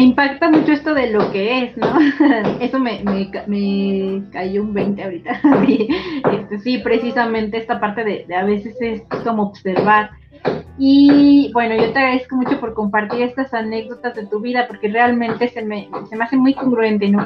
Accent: Mexico; somos mexicanos

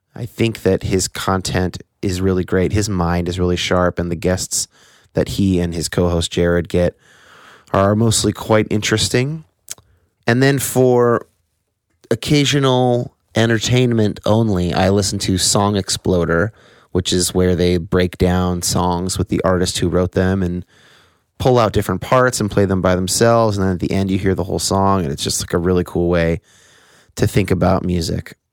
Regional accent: United States; born or raised there

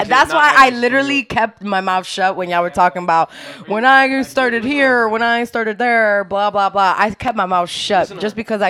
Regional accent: Yonkers, New York, United States; also born or lived in Dominican Republic; I'm not from Bagoda. I'm from Yonkers, because at the end of the day, I spent my years of elementary school in Yonkers and my high school years in Yonkers

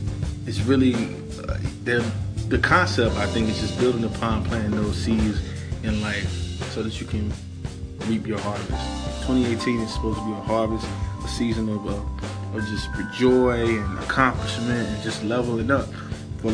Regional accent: the South, United States; I'm from the South, so I grew up around, you know, tobacco fields, cotton fields, things of that nature

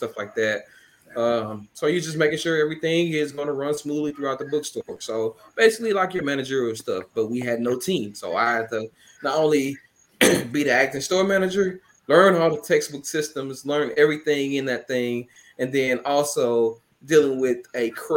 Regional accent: Canton, Mississippi, United States; moved away as an adult; also born or lived in Jackson, Mississippi / Oklahoma / Arkansas; I'm from Kent, Mississippi. Went to Kent High School. Graduated from there.

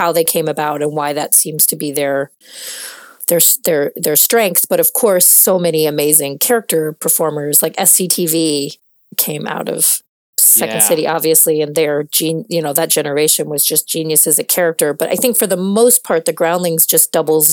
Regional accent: Midwest, United States; I'm from the Midwest of America

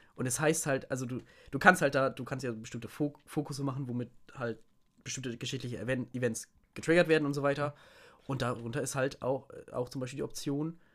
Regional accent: Lower Saxony, Germany; ich bin halt kein Sachse, ich bin Niedersachse

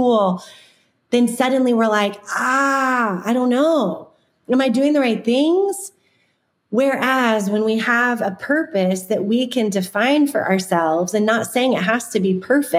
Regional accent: Florida, United States; When I was growing up, I grew up in Florida

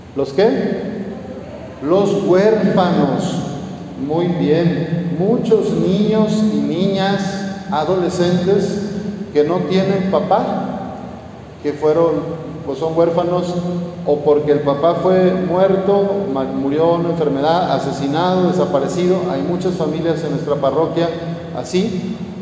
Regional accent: Jalisco, Mexico; moved away as an adult; now in Torreón, Mexico; allá en Jalisco, en mi tierra

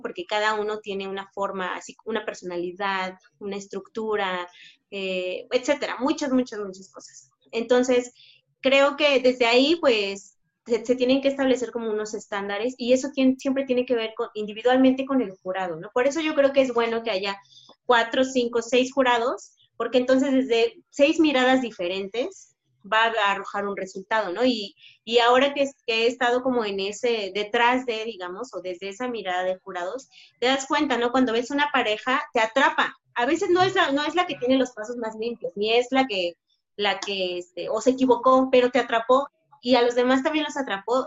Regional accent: Oaxaca, Mexico; nunca he, negado que soy orgullosamente oaxaqueña

